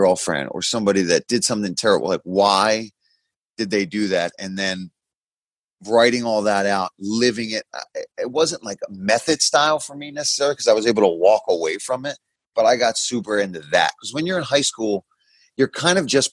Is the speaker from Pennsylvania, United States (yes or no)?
yes; Philadelphia, Pennsylvania, United States; I was from Philly, right, and grew up in South Philly